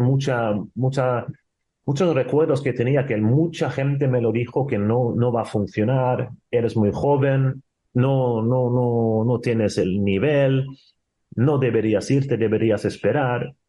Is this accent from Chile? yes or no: no; Sweden; Spanish is a second language; moved away as an adult; also born or lived in Spain; now in Portugal; dejar tu país con 20 años, gracias a Dios que estuve viviendo dos años solo en Suecia sin mi madre